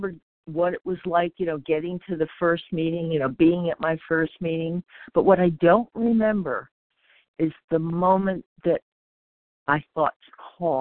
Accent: North Carolina, United States; I'm from North Carolina

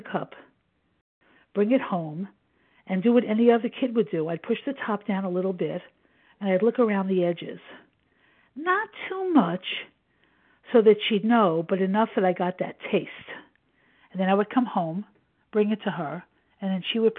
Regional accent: New York City, New York, United States; I was born in 1952 in Brooklyn, New York, to young parents who lived with their parents

